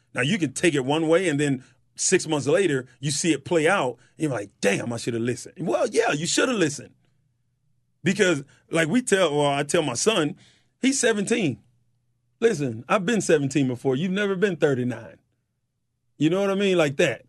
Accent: White Springs, Florida, United States; I'm from White Springs, Florida

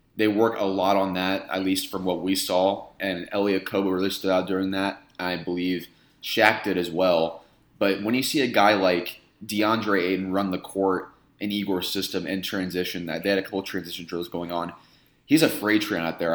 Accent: Indiana, United States; moved away as an adult; now in Phoenix, United States; I grew up in Indiana. I just moved here about two, two and a half years ago

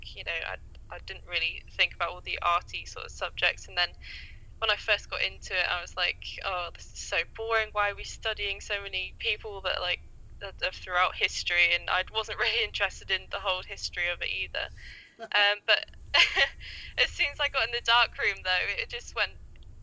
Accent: England, United Kingdom; I'm a photographer from England

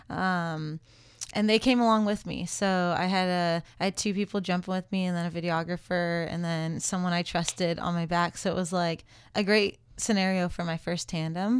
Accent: California, United States; I grew up in California

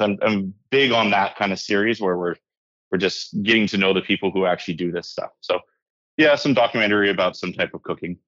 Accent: Hawaii, United States; moved away as an adult; also born or lived in Victoria, British Columbia; now in Canada; I was raised in Hawaii. My mom still lives there.

